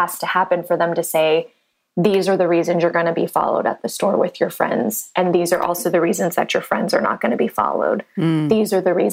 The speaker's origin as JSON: {"language": "English", "town": "San Diego", "region": "California", "country": "United States", "tie": "born or raised there", "also_born_or_lived": "Santa Barbara, California / Los Angeles, California", "moved": "as an adult", "lives_now": "Nashville, United States", "said": "I grew up in San Diego, California"}